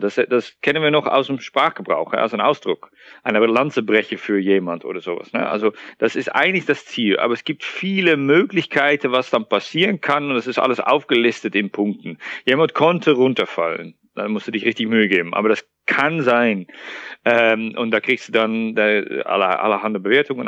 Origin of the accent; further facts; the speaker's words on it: Netherlands; German is a second language; moved away as an adult; now in Thuringia, Germany; Ich bin gebürtiger Niederländer und sogar Holländer